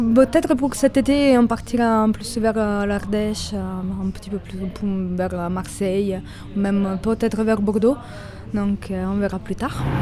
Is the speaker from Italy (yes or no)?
yes; Italy; French is a second language; now in Toulouse, France; je suis italienne